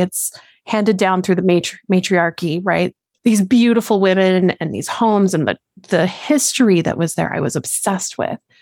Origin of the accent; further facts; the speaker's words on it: Colorado, United States; I born and raised in Colorado down here in the lower states